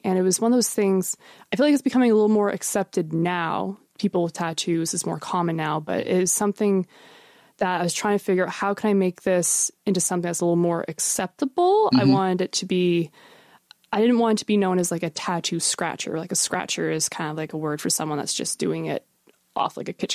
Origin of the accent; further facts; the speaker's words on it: Shelburne, Nova Scotia, Canada; moved away as an adult; now in Halifax, Canada; I'm originally from the South Shore, from a little town called Shelburne.